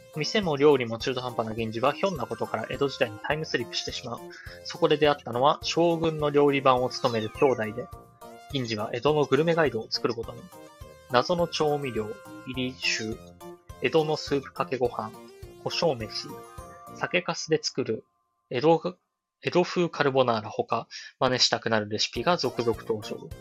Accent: Chiba, Japan; 僕と出身が一緒なんですよ。千葉県村安市生まれ育ち

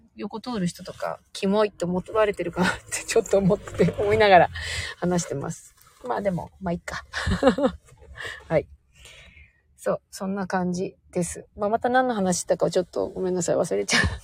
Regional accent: Sapporo, Hokkaido, Japan; moved away; 実家が北海道なんですけど、北海道の札幌市というところで生まれ育っていて

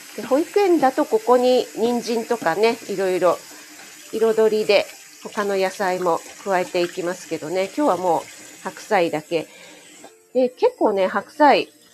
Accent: Kanto, Japan; 雪に弱い関東人

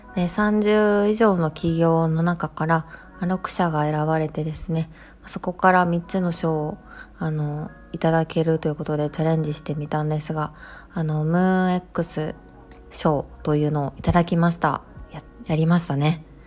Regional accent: Kobe, Hyogo, Japan; 私の出身地でもある兵庫県の神戸市

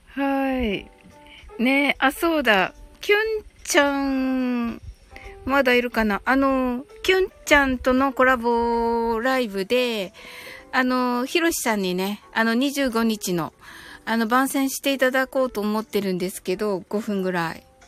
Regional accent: Kyushu, Japan; 九州人なんで

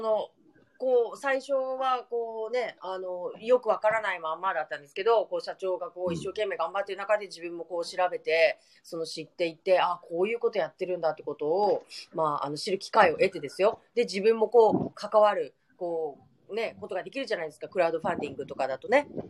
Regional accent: Nagasaki, Japan; 私たち長崎県民

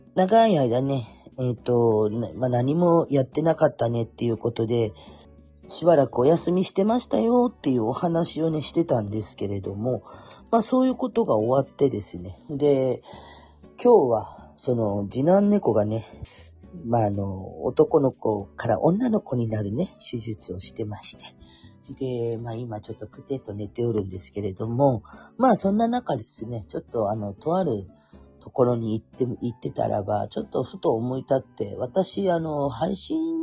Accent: Kurume, Fukuoka, Japan; accent: Chikugo dialect; 久留米で生まれて、久留米で育ったんですね。でも、バリバリの久留米っ子ですね。

